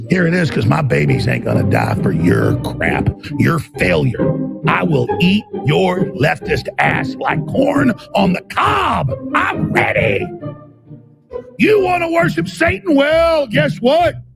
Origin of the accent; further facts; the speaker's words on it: Dallas, Texas, United States; I grew up in Dallas, Texas with my family doing things like uh, helping take in East German defectors, okay?